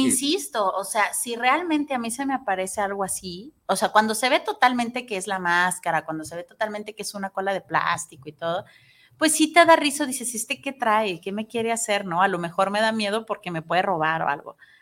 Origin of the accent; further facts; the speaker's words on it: Mexico; amo ser mexicana, me encanta